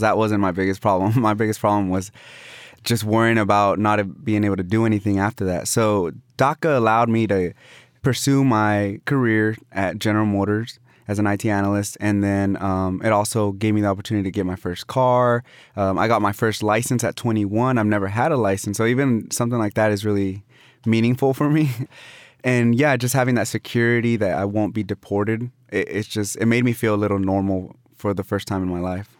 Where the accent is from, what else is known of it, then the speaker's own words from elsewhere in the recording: Austin, Texas, United States; also born or lived in Mexico; I have my roots here